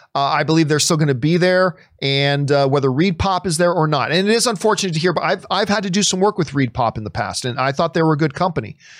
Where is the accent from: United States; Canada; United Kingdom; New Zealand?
Canada; I, as a Canadian